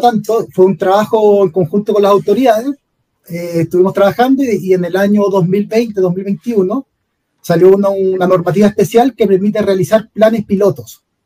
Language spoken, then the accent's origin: Spanish; Santiago, Santiago Metropolitan Region, Chile; also born or lived in Rancagua; yo y Ricardo somos de Santiago